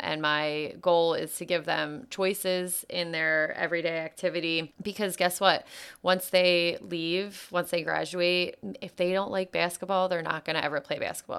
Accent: outside of Philadelphia, Pennsylvania, United States; I grew up outside of Philadelphia

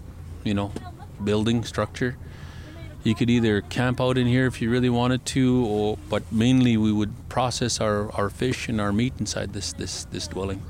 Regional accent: Paul Band, Alberta, Canada; I'm from Paul Bend, Nakota Sioux

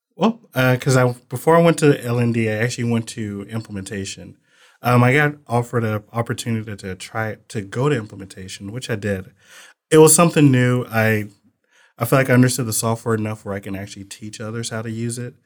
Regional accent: Muskogee, Oklahoma, United States; moved away as an adult; now in Texas, United States; I'm from Muskogee, Oklahoma

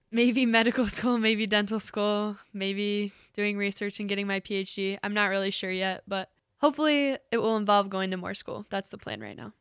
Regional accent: Mason, Ohio, United States; moved away as an adult; now in Hillsdale, United States; I am from Mason, Ohio, which is a suburb outside of Cincinnati

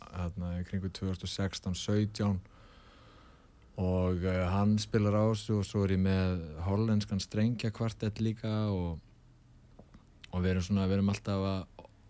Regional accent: Reykjavík, Capital Region, Iceland; Reykjavíkingur í húð og hár og holst upp í Breðolti

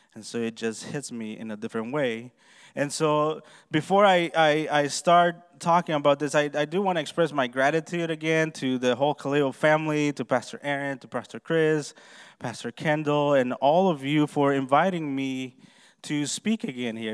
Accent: Honduras; moved away; I was born and raised in Honduras, Central America

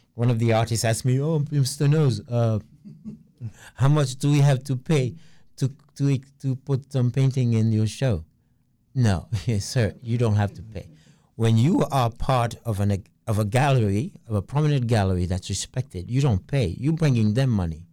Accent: New York City, New York, United States; I'm from Brooklyn

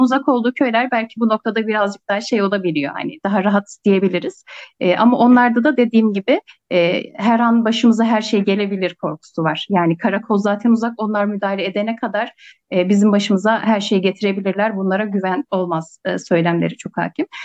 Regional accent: Selim, Kars Province, Turkey; Ben Kars'ın Selim ilçesinin büyük oluklu köyünde doğdum, büyüdüm.

